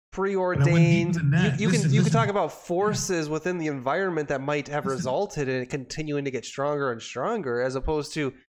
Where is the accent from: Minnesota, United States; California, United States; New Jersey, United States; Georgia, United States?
Minnesota, United States; I am a Minnesotan. I'm a Minnesotan, and I'm currently in Nashville, Tennessee. I was just here for the week.